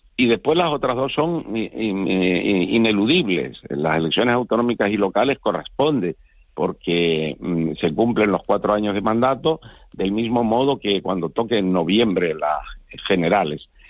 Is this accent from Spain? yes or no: yes; Canary Islands, Spain; nosotros somos canarios